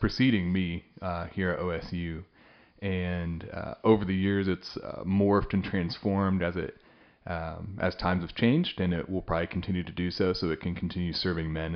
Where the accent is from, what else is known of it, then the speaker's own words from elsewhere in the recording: Western Kansas, United States; now in Stillwater, United States; I hail from Western Kansas, kind of all over the map there in my past.